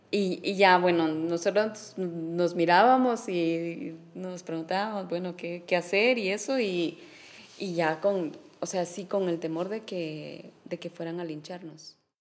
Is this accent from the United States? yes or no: no; San Martín Jilotepeque, Chimaltenango, Guatemala; yo nací en San Martín Gilatepeque, el municipio de Chimaltenango